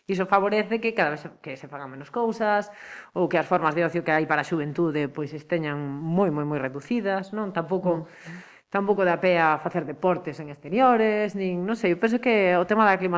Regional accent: Lugo, Galicia, Spain; moved away as an adult; now in Pontevedra, Spain; veño dun lugar no que a climatoloxía é moi complicada

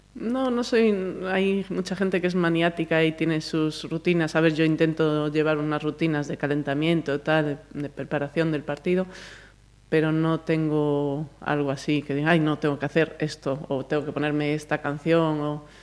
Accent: Galicia, Spain; moved away; also born or lived in Madrid; somos las gallegas

